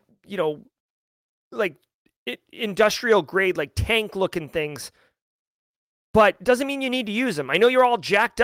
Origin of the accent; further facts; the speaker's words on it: Groveland, Massachusetts, United States; I am from Massachusetts, Groveland